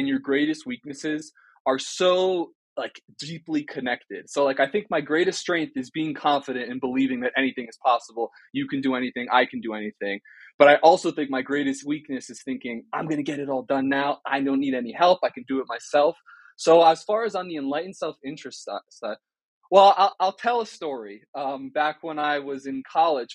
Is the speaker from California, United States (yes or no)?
no; New Jersey, United States; now in Boulder, United States; I'm from New Jersey.